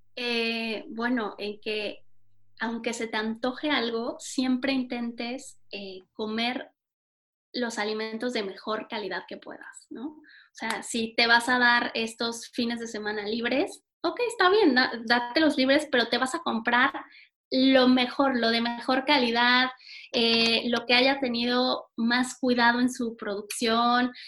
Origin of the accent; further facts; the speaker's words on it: Mexico; como buena mexicana